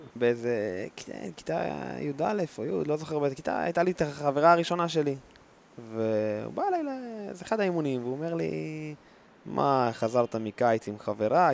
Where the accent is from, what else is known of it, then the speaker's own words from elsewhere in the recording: the North, Northern District, Israel; גדלתי בצפון